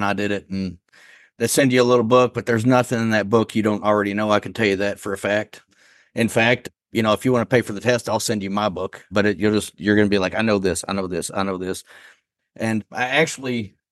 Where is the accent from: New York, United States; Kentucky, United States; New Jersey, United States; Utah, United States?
Kentucky, United States; Western; also born or lived in Elizabethtown, Kentucky; now in Lexington, United States; I'm from Western Kentucky